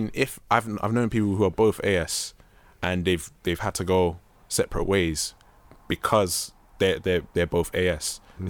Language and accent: English; Nigeria; I mean, we're all Nigerian. Sorry to interrupt you, but we're all Nigerian.